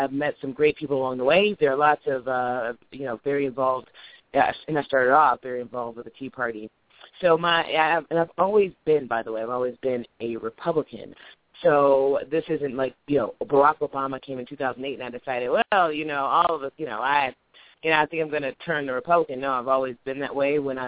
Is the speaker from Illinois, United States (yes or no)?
yes; Illinois, United States; I'm from Illinois. I am an elected township trustee in Wheatland Township